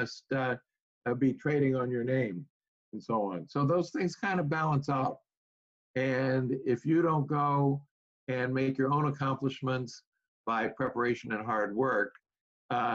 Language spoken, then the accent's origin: English; Southern California, United States; moved away as an adult; I grew up in Southern California